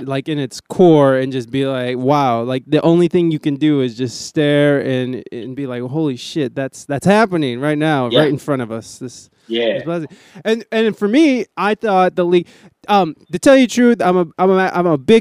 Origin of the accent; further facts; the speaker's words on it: Ohio, United States; also born or lived in Flint, Michigan; now in San Diego, United States; I'm from Ohio